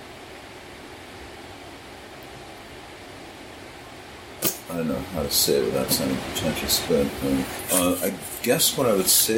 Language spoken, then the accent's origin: English; United States; I'm an American. I grew up in a certain time.